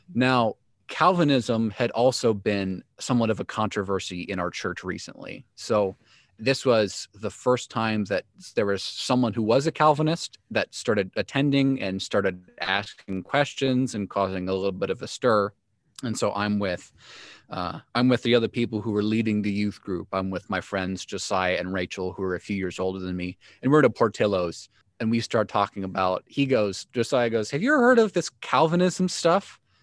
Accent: Joliet, Illinois, United States; I grew up in Joliet, Illinois, third child of professing Christians

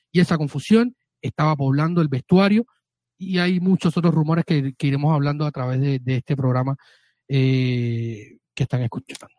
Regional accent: Cuba; mi tierra cubano

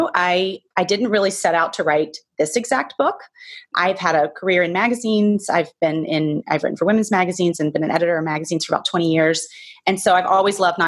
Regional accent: the South, United States; now in Manhattan, New York, United States; All the people that I grew up with in the South, that's where I grew up

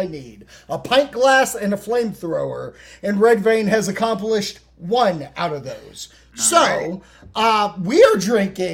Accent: Virginia, United States; we're from Virginia

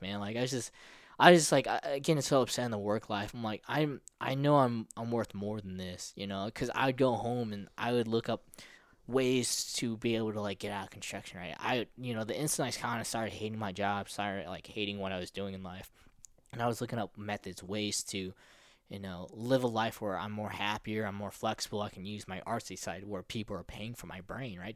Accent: O'Fallon, Missouri, United States; also born or lived in Philippines; I grew up in Missouri and, in America

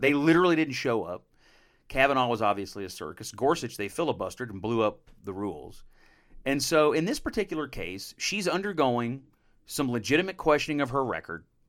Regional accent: Western Kentucky, United States; I come from the Western Kentucky, not too far from Missouri, where they say Missouri, so I'll, I'll call it Missouri

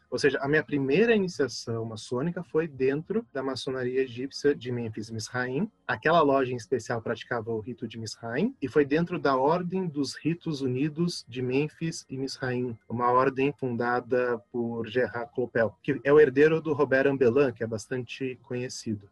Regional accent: São José dos Campos, São Paulo, Brazil; da cidade de onde eu venho, São José dos Campos

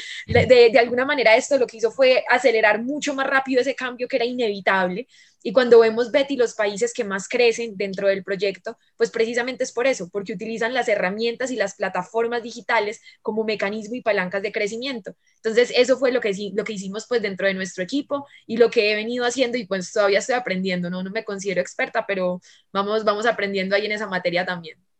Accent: Medellín, Antioquia, Colombia; soy de Medellín

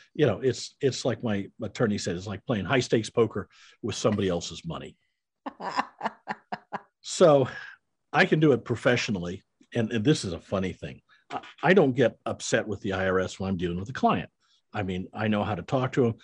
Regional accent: Iowa, United States; I'm a Midwestern boy. I grew up in Iowa

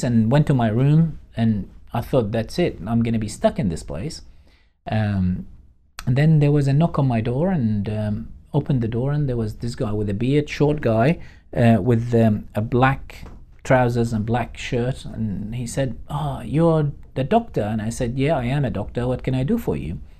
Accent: Baghdad, Baghdad Governorate, Iraq; moved away as an adult; now in Australia; we're from Baghdad.

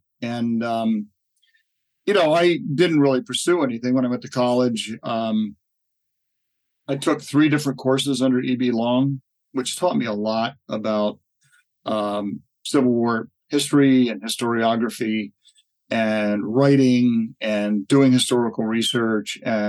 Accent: Willow Grove, Pennsylvania, United States; also born or lived in Baltimore, Maryland; I was born in Baltimore, but only lived there for 5 years. We lived kind of south of the city. And then we moved to Willow Grove, Pennsylvania, which was renowned because it was the Willow Grove Naval Air Station, which was the longest runway in the entire East Coast for a number of years. It's just north of Philadelphia.

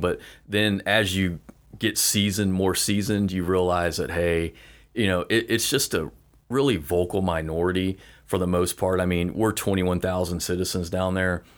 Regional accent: Fort Walton Beach, Florida, United States; I grew up in Fort Walton, born and raised

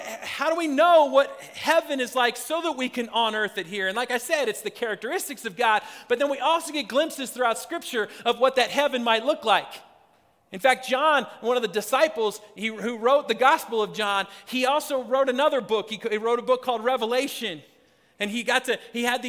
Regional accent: Spokane, Washington, United States; moved away as an adult; also born or lived in Philadelphia / Seattle; now in Colorado, United States; I grew up in Spokane, Washington

